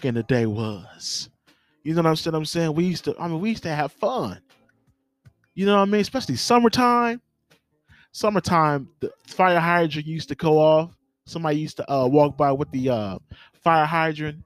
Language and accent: English; Los Angeles, California, United States; I grew up in Watts. You know what I'm saying? The great city of Watts